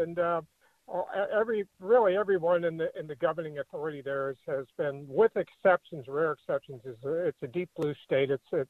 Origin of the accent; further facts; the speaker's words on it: New York City, New York, United States; also born or lived in Nassau, Bahamas; I'm actually a 212, as they would say. I was born and raised in New York City.